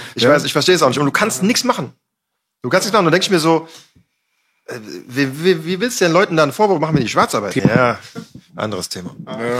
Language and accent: German; Düsseldorf, North Rhine-Westphalia, Germany; ich komme aus Düsseldorf, ist eine Biertrinker, Raucherstadt halt so